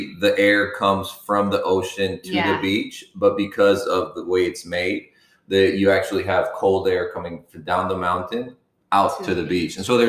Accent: Colombia; we are from Colombia

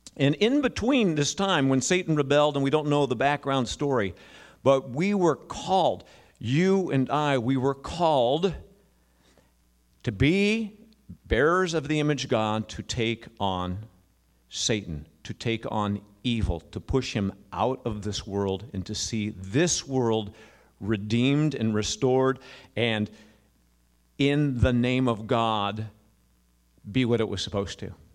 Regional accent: United States; we as American Christians

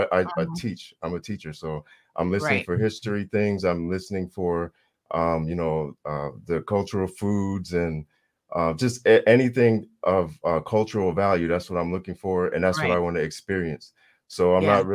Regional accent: Samoa; I'm from Samoa

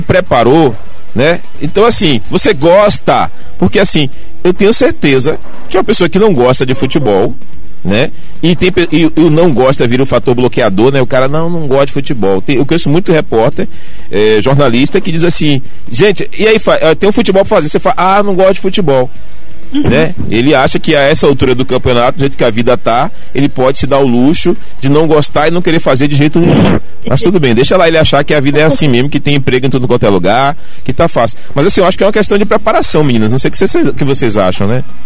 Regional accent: Bahia, Brazil; como bom baiano

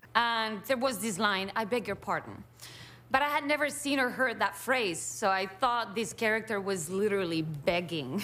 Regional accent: Cuba; English is a second language; moved away as an adult; now in United States; I was born in Cuba, came to America when I was, when I was twenty-six, and I learned English

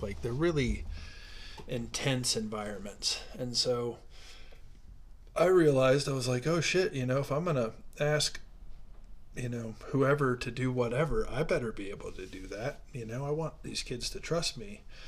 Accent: Ohio, United States; moved away as an adult; now in Denver, United States; growing up in Ohio

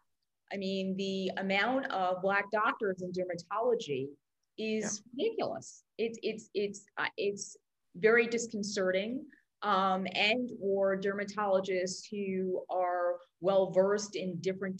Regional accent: New York, United States; moved away; also born or lived in Brazil / London; I grew up in New York, but I also lived in Brazil. I lived in London

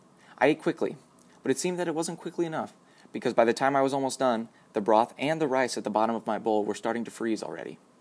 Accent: United States; As an American citizen growing up in a well-off community

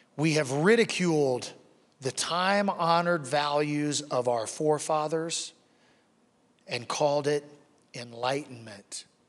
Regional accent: Wichita, Kansas, United States; I grew up in Wichita, Kansas

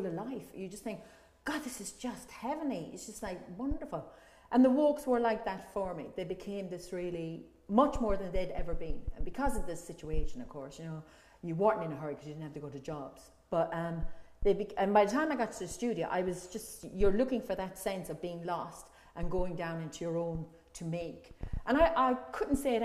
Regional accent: Ireland; now in London, United Kingdom; as an Irish person

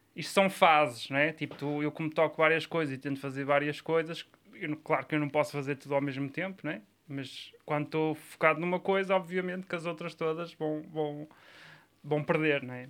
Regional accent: Areias, Norte, Portugal; o meu pai inscreveu-me num clube da minha terra, que era o Arca

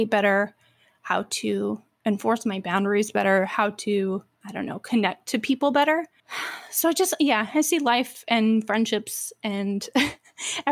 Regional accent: the Bible Belt, United States; I grew up in the Bible Belt

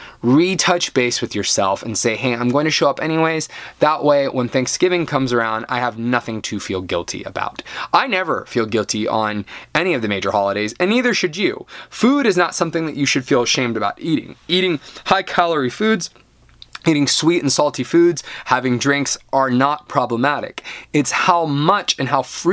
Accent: United States; I'm American

